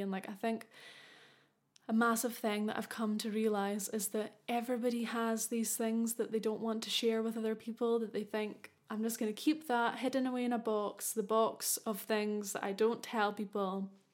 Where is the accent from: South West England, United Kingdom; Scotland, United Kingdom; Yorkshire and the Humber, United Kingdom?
Scotland, United Kingdom; I'm from Scotland